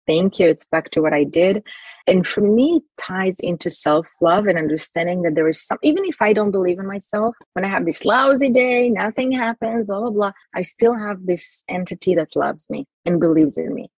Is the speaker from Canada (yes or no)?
no; Jerusalem, Jerusalem District, Israel; I grew up in Israel, Jerusalem